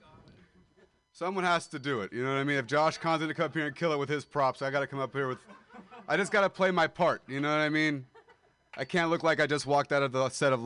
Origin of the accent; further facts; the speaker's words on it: Modesto, California, United States; moved away as an adult; I am a dropout from Modesto, California. And I moved here to pursue comedy